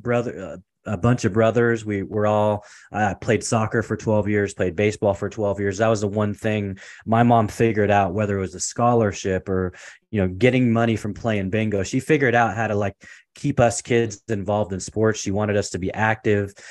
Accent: Portland, Oregon, United States; moved away as an adult; also born or lived in Seattle, Washington / California; I was born and raised in Portland, Oregon.

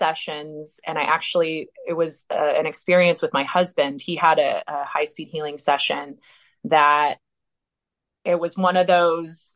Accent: Indiana, United States; I'm from Indiana originally

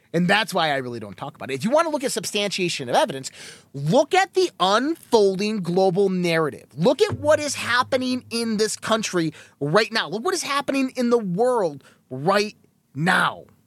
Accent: United States; We as American people, as patriots

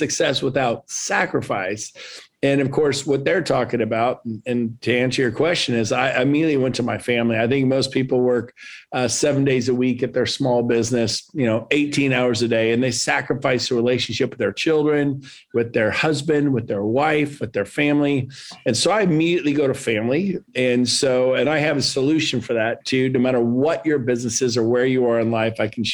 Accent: Northern California, United States; also born or lived in San Diego, California; Moved up to Northern California

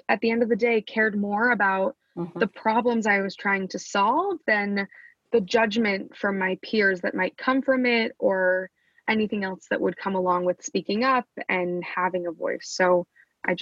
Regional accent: Wichita, Kansas, United States; Growing up in Wichita

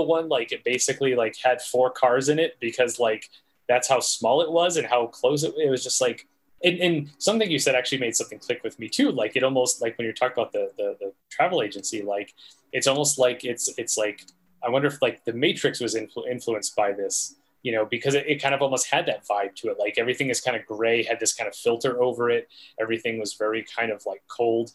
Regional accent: New England, United States; I'm from New England, we call them rotaries.

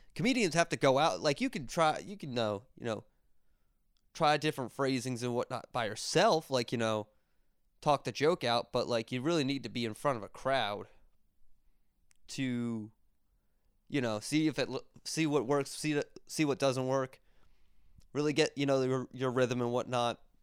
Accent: Berks County, Pennsylvania, United States; moved away; my good old hometown of Brooks County, Pennsylvania

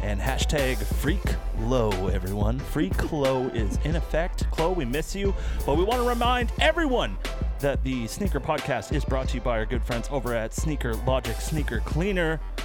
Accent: Canada; We're Canadian

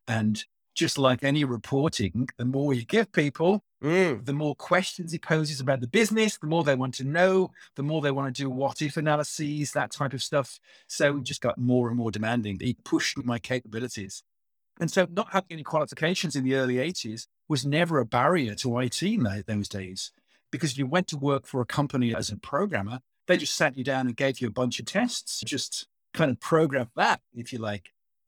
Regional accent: Birmingham, West Midlands, United Kingdom; accent: Brummie; Yeah, I grew up in the English Midlands in Birmingham. And you'll probably get a little bit of a Brummy twang every now and again.

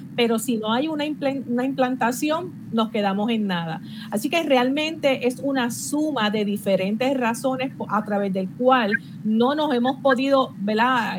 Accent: Puerto Rico; una de las cosas como puertorriqueña que yo me siento orgullosa es la cantidad de ideas que nosotros los puertorriqueños

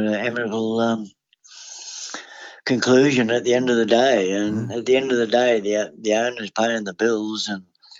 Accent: Parramatta, New South Wales, Australia; also born or lived in Wagga Wagga; I was born at Parramatta Hospital and, you know, never really left the area

